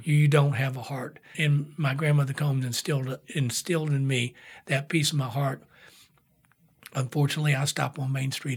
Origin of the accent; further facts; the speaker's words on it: Whitesburg, Kentucky, United States; moved away as an adult; also born or lived in Atlanta / San Francisco; now in Lexington, United States; growing up in Whitesburg, Kentucky, coal town